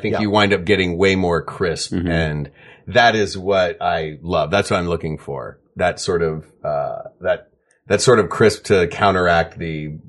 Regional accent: Georgia, United States; That's the way things are from when we're from Georgia.

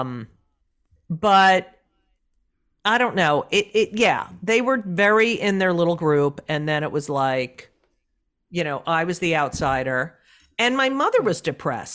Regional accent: Clark, New Jersey, United States; also born or lived in Elizabeth, New Jersey; in New Jersey, in Clark

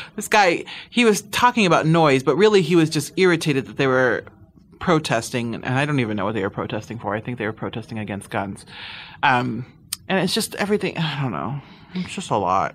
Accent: Midwest, United States; now in Los Angeles, United States; I'm from the Midwest. I born and raised

